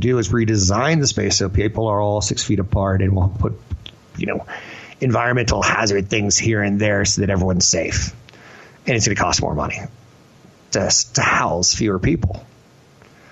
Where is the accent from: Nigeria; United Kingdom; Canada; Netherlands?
Canada; I'm a pipsqueak from Canada.